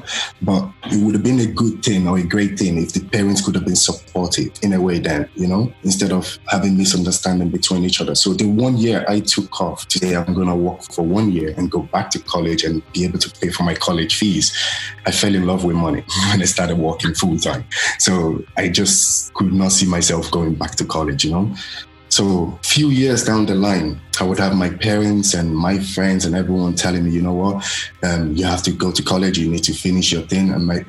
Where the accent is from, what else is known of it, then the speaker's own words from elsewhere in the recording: Ireland; also born or lived in Nigeria; Growing up in Ireland is a little bit difficult actually. So let me just say, first of all, I don't have a degree. So I did go to school in Ireland. I didn't go to primary school in Ireland. I went to primary school in Nigeria because I was very young then.